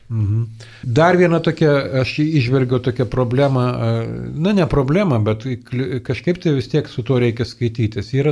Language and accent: Lithuanian; Klaipėda, Klaipėda County, Lithuania; moved away; aš esu iš Klaipadas. Tai kartais aš pavadinu save emigrantu